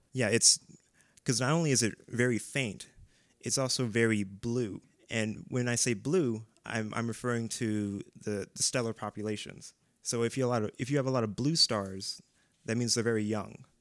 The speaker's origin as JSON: {"language": "English", "town": "Strongsville", "region": "Ohio", "country": "United States", "tie": "born or raised there", "also_born_or_lived": "Maple Heights, Ohio", "said": "I'm originally from Maple Heights, but we moved to Strongsville"}